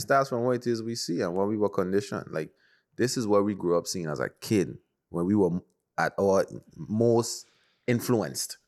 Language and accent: English; U.S. Virgin Islands; we're from the Caribbean, Virgin Islands to be exact.